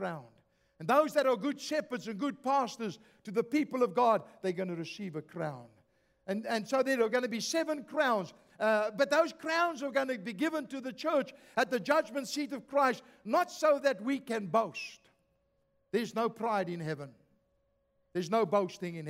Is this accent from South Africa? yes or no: yes; South Africa; moved away; I come from South Africa